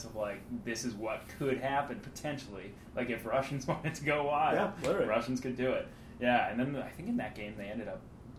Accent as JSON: {"language": "English", "town": "Weymouth", "region": "Massachusetts", "country": "United States", "said": "I'm from Weymouth"}